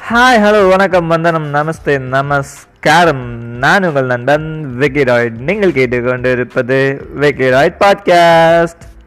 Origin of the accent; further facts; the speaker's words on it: Madurai, Tamil Nadu, India; நானும் மதுரைக்காரன் தான்